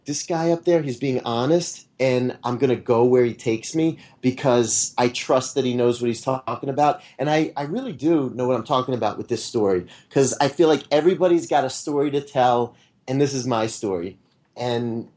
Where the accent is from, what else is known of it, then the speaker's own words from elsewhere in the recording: Blue Ball, Pennsylvania, United States; I was born and I grew up in Blue Ball, Pennsylvania